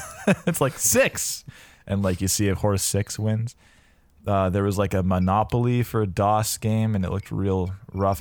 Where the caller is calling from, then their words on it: Vancouver, British Columbia, Canada; I am calling in from Vancouver, British Columbia